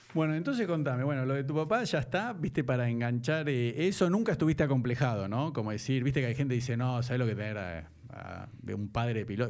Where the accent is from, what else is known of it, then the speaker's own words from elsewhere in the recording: Buenos Aires, Argentina; moved away as an adult; now in Nordelta, Argentina; yo me mudé a Norelta hace seis años porque soy un porteño careta